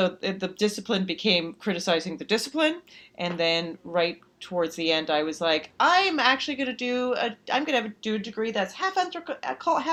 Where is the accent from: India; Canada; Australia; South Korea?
Canada; Calgary, Alberta; now in United States; Canada. From Calgary, Alberta, Canada.